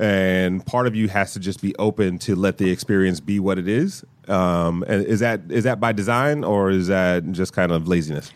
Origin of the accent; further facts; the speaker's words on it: Detroit, Michigan, United States; I'm from Detroit